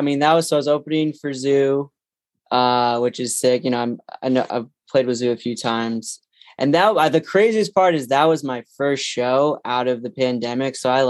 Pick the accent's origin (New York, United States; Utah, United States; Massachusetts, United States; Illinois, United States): Massachusetts, United States; outside Boston; now in Los Angeles, United States; But I grew up outside Boston